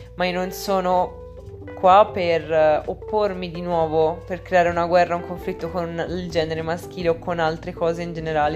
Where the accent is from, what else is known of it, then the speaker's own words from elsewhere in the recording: Italy; nel mio paese, nell'Italia